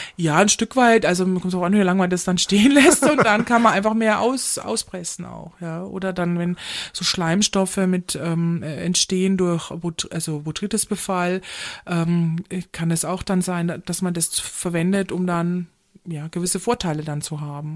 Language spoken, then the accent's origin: German; Munich, Bavaria, Germany; ich komme aus München